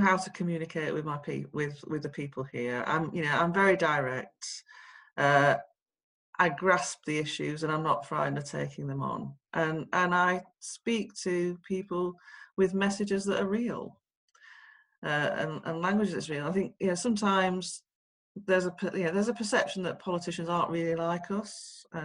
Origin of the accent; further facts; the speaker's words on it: Sheffield, Yorkshire and the Humber, United Kingdom; I come from Sheffield, a council estate in Sheffield.